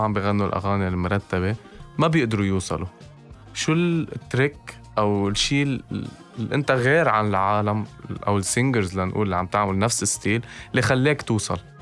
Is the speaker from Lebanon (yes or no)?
yes; Lebanon; عندنا بلبنان